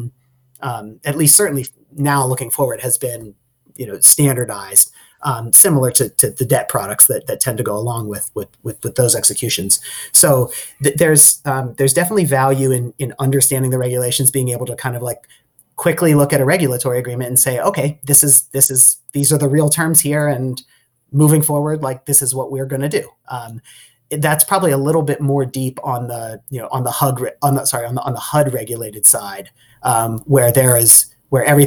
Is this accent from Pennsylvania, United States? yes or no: yes; Pittsburgh, Pennsylvania, United States; moved away as an adult; also born or lived in Michigan; I grew up outside in the suburbs of Pittsburgh, and I went to college in Michigan